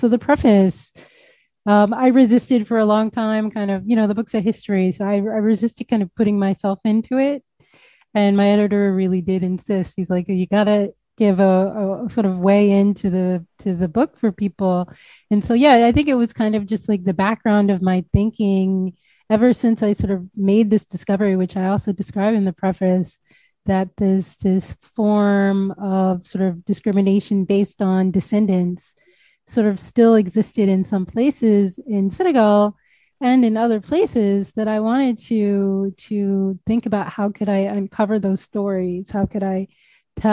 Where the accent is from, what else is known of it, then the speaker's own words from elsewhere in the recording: United States; as an American